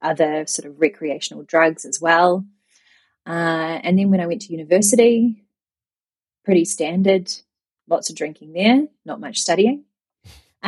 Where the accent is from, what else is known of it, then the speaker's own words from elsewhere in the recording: New Zealand; moved away as an adult; also born or lived in Japan; growing up in New Zealand, I had a very social upbringing